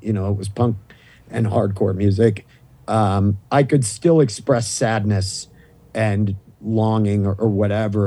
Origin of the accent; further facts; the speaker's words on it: Maine, United States; accent: thick Maine accent; moved away; I grew up in the Northeast